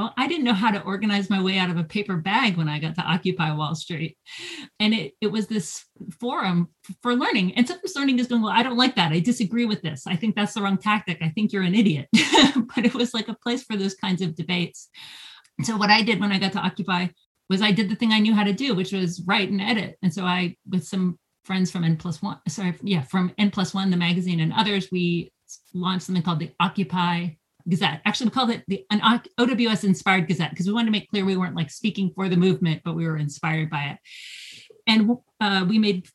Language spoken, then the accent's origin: English; Athens, Georgia, United States; I'm from Athens, Georgia